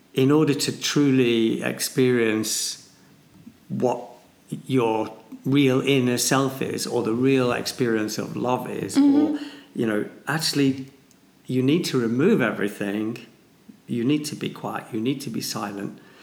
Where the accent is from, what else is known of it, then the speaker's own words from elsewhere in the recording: Manchester, North West England, United Kingdom; I'm a bloke from Manchester